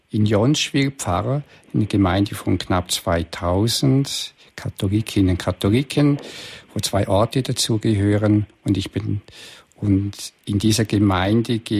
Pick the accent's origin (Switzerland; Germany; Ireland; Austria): Switzerland; dann habe ich Kurse bei uns in der Schweiz oder in äh, Vorarlberg, Österreich oder auch in Deutschland.